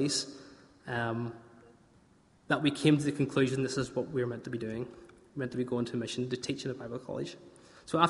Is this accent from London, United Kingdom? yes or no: no; Northern Irish, Northern Ireland, United Kingdom; we're Northern Irish, we're good hardy stock